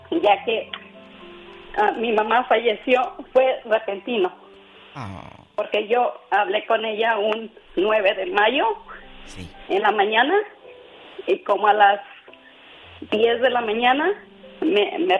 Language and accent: Spanish; Tlalchapa, Guerrero, Mexico; yo soy de, cerca de Altamirano Guerrero. Sí. El pueblo se llama Tlalchapa Guerrero.